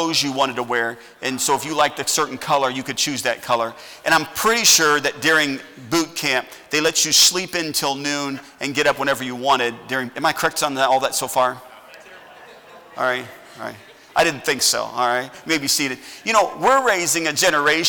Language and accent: English; United States; I'm an American